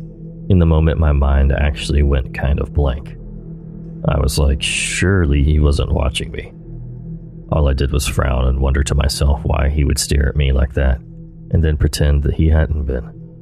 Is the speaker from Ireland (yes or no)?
no; Australia; born there; even though I told him I was born in Australia.